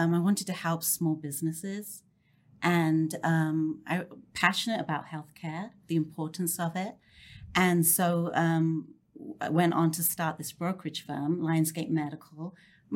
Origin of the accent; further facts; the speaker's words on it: London, United Kingdom; moved away as an adult; also born or lived in Cambridge; now in Dallas-Fort Worth, United States; I grew up in London